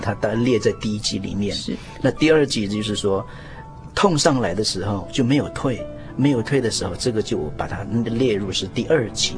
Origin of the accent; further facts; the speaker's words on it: Meishan Village, Taoyuan Township, Kaohsiung, Taiwan; 我是来自高雄县桃园乡，嗯哼。梅山村